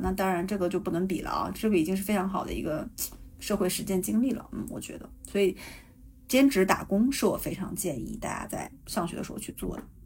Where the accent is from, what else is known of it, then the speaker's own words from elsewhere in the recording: Jilin, China; accent: Northeastern (Dongbei); moved away as an adult; now in Canada; 你看我东北口音出来了吧